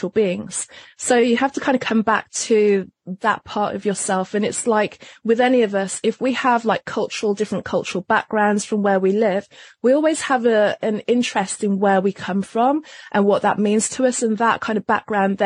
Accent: Wolverhampton, West Midlands, United Kingdom; moved away; also born or lived in London; I was born in London, but I actually grew up in a very small town outside of London called Wolverhampton

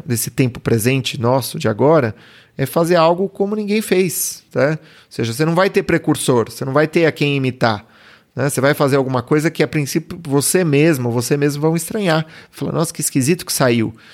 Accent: Brazil; Eu, eu, sou brasileiro

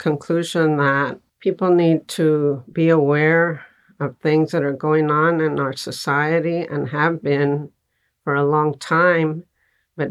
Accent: Texas, United States; I was born in Texas, and I grew up in a family in a barrio

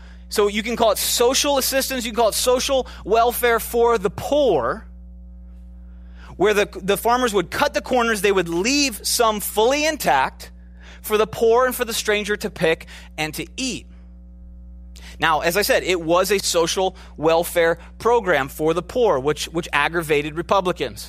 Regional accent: Minneapolis, Minnesota, United States; I'm from Minneapolis.

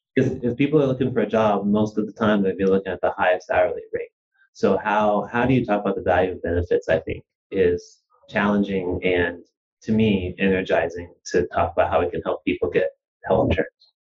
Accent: Wichita, Kansas, United States; moved away as an adult; also born or lived in New Jersey / Kazakhstan / Russia / Spain; I was born in New Jersey. I grew up in Wichita, Kansas

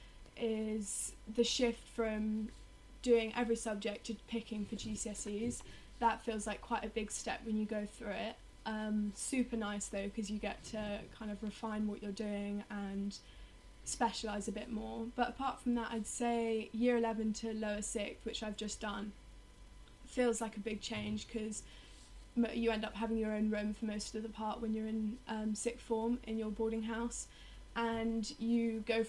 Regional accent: London, United Kingdom; I come from Richmond in London, so I was a day pupil at an all-girls school for my whole life

